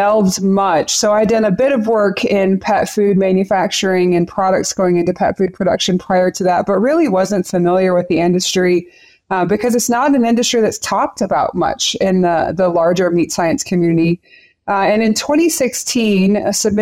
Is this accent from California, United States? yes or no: no; Central Texas, United States; moved away as an adult; now in Colorado, United States; I grew up in Central Texas